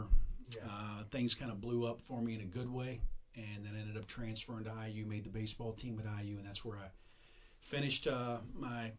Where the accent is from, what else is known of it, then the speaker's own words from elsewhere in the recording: Southern Indiana, United States; accent: drawl; moved away; also born or lived in New Albany, Indiana; I was in a couple different towns, moved a couple different elementary schools, but it was Southern Indiana